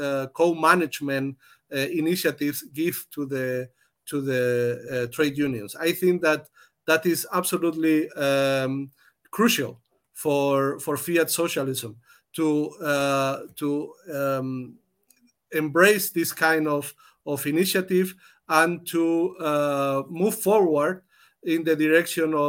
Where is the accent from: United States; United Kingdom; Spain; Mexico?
Spain; now in Germany; I come from Spain, but I have been member of the trade unions in Germany many years